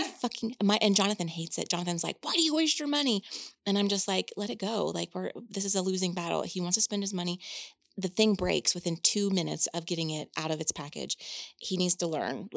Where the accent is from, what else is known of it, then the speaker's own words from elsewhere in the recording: Indiana, United States; I'm from Indiana, and that's the land of cornfields.